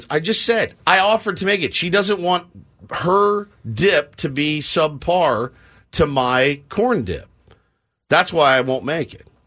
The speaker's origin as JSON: {"language": "English", "region": "Texas", "country": "United States", "tie": "born or raised there", "moved": "yes", "lives_now": "San Diego, United States", "said": "I grew up in Texas."}